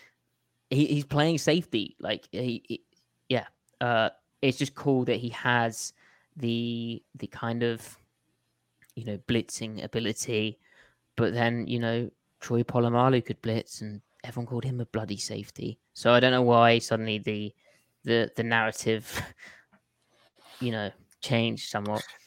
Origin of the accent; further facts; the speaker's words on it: United Kingdom; being British